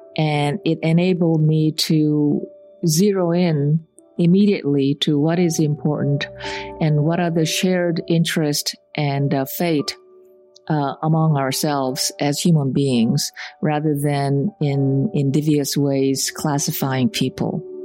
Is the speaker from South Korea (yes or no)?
yes; Seoul, South Korea; moved away; When I was growing up in Seoul, I had a lot of relatives